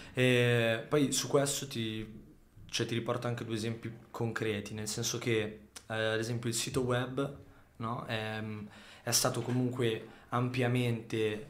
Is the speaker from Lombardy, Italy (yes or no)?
yes; Saronno, Lombardy, Italy; also born or lived in Sardinia / Sicily; noi comunque veniamo da Saronno